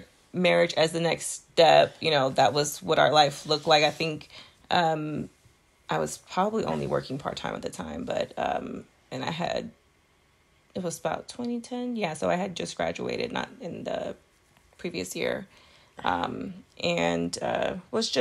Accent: Texas, United States; moved away; also born or lived in Florida; I was from Texas and living in Florida

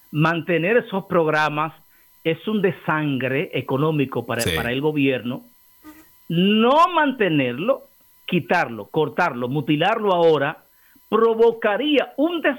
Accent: Santo Domingo Este, Distrito Nacional, Dominican Republic; Ay, yo soy de Santo Domingo Este.

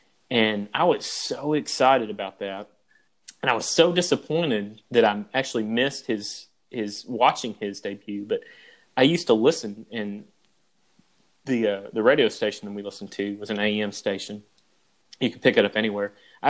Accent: 15 miles from Arlington Stadium, Texas, United States; I grew up 15 miles away from Arlington Stadium

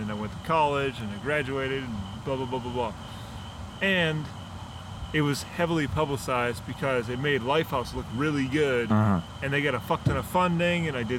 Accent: Minnesota, United States

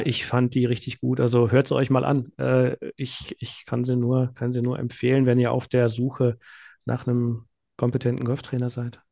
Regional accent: Remscheid, North Rhine-Westphalia, Germany; also born or lived in Münster; in meine Heimatstadt in, in Remscheid

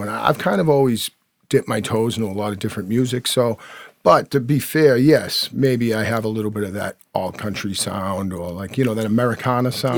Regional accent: Quincy, Massachusetts, United States; growing up in Squantum, uh, North Quincy, Massachusetts

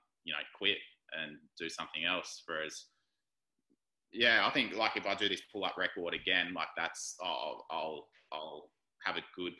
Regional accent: Gold Coast, Queensland, Australia; I was born on the Gold Coast

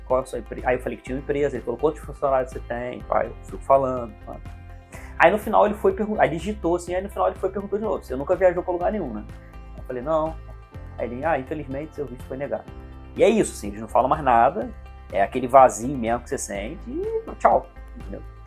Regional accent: Teresópolis, Rio de Janeiro, Brazil; eu sou de Teresópolis, uma cidade serrana, eu fiz tudo em, eh, no Rio de Janeiro, capital

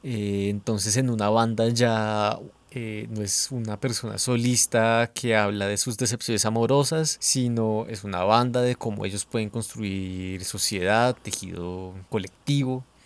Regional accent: Bogotá, Colombia; como bogotano disfrutamos tal vez más eh, expresiones de Estados Unidos que de Villavicencio

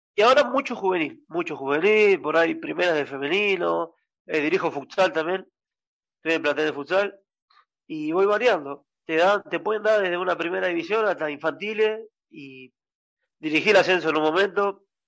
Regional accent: San Martín, Buenos Aires Province, Argentina; yo soy de San Martín

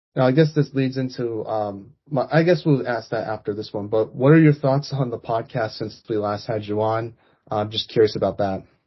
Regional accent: United States; I'm American

